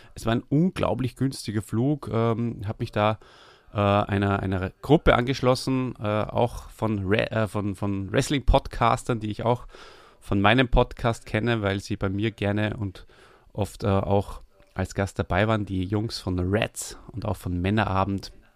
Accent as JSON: {"language": "German", "country": "Austria", "said": "komme ich aus Österreich"}